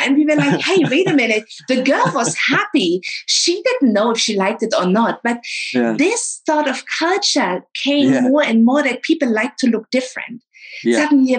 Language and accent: English; East Germany, Germany; And also, they always appreciated me saying I'm from East Germany.